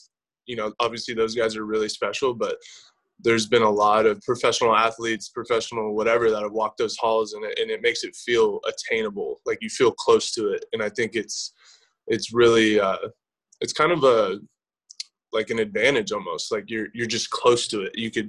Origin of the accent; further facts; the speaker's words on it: California, United States; Honestly, I was just kind of a Bay Area fan. Like, same thing with the Niners and the Raiders.